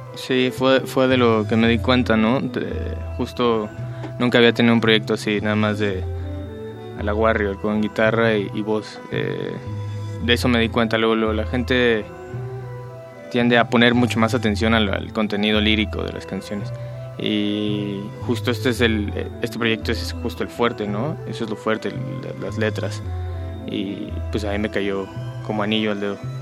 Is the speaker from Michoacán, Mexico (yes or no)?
yes; Michoacán, Mexico; música de mi tierra